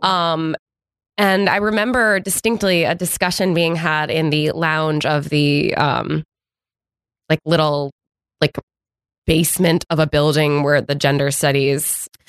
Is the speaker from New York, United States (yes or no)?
no; Connecticut, United States; I grew up in Connecticut.